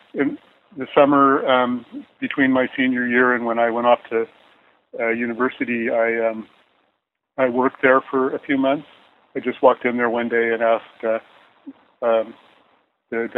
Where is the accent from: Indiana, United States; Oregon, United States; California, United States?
California, United States; Menlo Park; also born or lived in Seattle / Los Angeles; I grew up in Menlo Park. That's where we moved when I was about 10 years old, and we stayed there till I moved off to college.